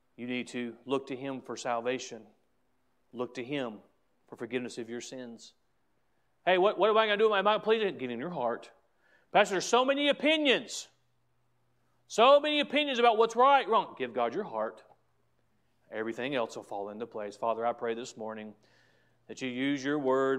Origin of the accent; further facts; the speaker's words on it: United States; as an American, as a Christian, as a pastor